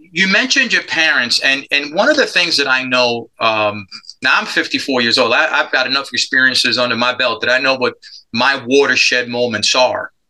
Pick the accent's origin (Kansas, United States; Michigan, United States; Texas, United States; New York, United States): New York, United States; New York City; moved away as an adult; I grew up in Spanish Harlem. I'm a product of adoption